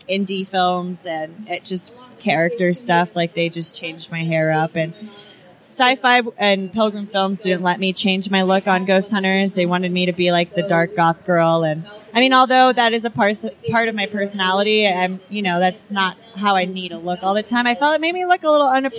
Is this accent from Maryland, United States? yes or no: no; Homestead, Florida, United States; moved away as an adult; now in California, United States; I grew up in Florida